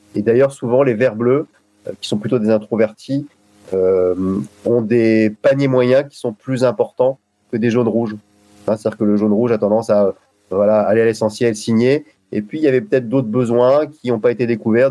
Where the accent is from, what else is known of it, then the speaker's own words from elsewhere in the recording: Lille, Hauts-de-France, France; now in Saint-Maur, France; j'habite Saint-Maur et je suis originaire de Lille